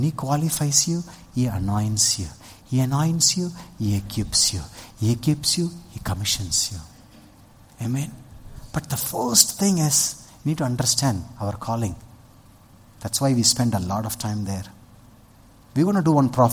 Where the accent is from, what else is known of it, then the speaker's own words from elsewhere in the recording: Vellore, Tamil Nadu, India; I'm a Tamilian. I grew up in Vellur.